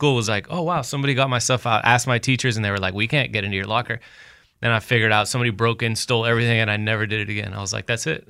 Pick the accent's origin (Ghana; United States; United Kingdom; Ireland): United States; Laredo, Texas; moved away as an adult; now in Austin, United States; So I'm from Laredo, Texas.